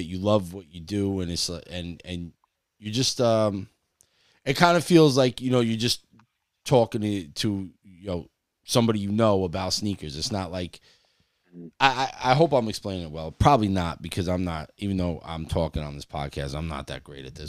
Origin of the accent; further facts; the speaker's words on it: New Jersey, United States; We're from Jersey.